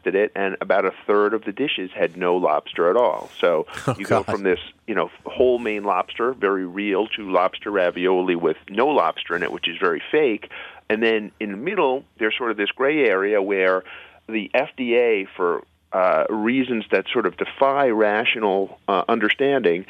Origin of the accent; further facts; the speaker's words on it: New York City, New York, United States; growing up in New York City